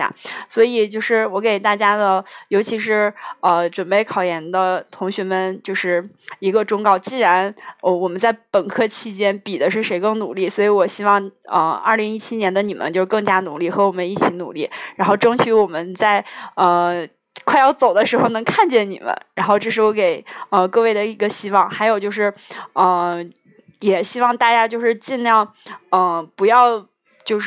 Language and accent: Chinese; China; 因为我们中国人还是要要算那个农历的新年嘛